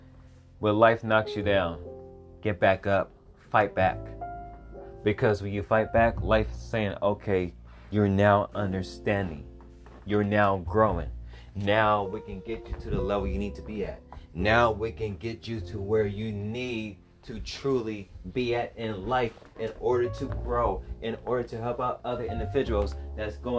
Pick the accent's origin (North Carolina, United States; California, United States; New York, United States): California, United States; Los Angeles; I'm from South Central Los Angeles. Those of us that live in South Central, we know about the hardships